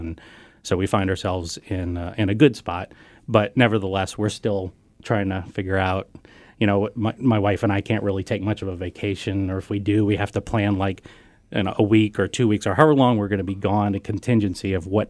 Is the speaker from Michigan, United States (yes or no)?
no; Louisiana, United States; now in Bellevue, United States; I'm originally from Louisiana, and everything there has got E-A-U-X